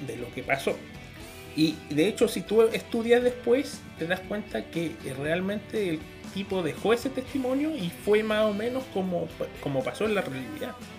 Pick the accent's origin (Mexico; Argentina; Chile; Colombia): Chile